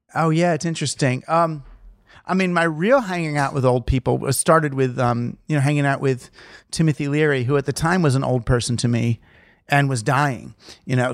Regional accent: New York, United States; I'm from New York

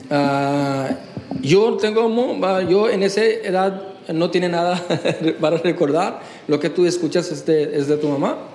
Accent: Durgapur, West Bengal, India; born there; Spanish is a second language; Entonces ahí yo nací en Durgapur, West Bengal, y mm, era un punto de felicidad para la familia.

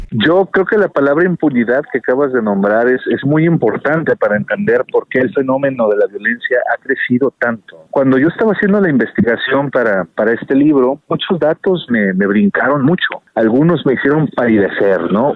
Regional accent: Jalisco, Mexico; mi país y de mi pueblo

